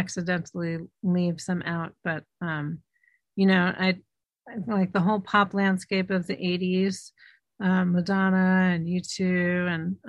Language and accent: English; New York City, New York, United States; growing up in Manhattan